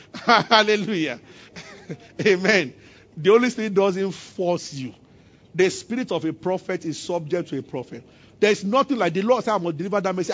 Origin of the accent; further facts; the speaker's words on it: Abuja, Federal Capital Territory, Nigeria; when I was growing up, I grew up in Abuja.